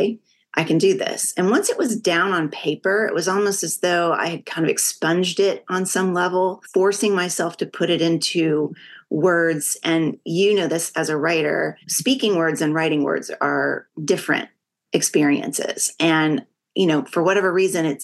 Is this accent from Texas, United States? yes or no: yes; Texas, United States; I'm from Texas